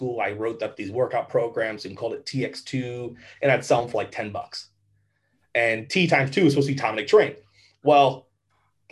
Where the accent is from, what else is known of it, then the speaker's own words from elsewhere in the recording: Avon Lake, Ohio, United States; I'm from Avon Lake, Ohio, which is 20 minutes west of Cleveland. Not a very exciting area, but honestly, very nice, very safe. It's, you know, your typical suburban town.